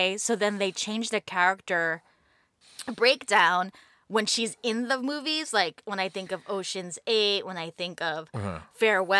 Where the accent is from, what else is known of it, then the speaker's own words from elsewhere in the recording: East Coast, United States; Growing up in the East Coast.